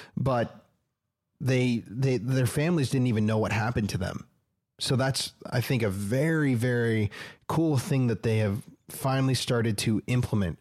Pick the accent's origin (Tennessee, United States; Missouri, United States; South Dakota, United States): South Dakota, United States; moved away as an adult; now in Austin, United States; I'm from South Dakota